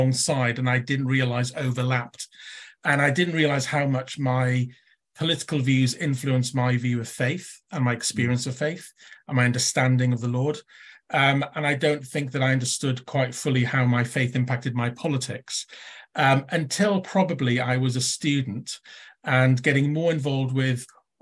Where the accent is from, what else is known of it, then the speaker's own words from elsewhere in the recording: Llanelli, Wales, United Kingdom; growing up when I did, where I did, seeing the effects of the 1980s deindustrialization of the old Welsh mining valleys and old industrial towns. My Llanelli was a tin plate town.